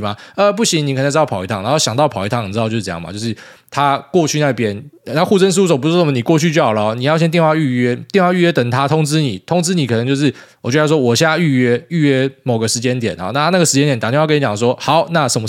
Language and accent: Chinese; Taiwan; moved away as an adult; 居留证回台湾申请我妻小的临时签证，然后再继续轮回。那另外我分享护照的心得，比起拿非欧盟护照的同事们，台湾护照真的是屌打